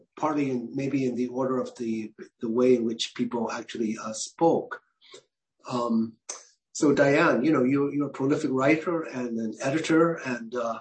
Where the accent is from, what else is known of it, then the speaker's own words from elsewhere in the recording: San Francisco, California, United States; born and raised in Chinatown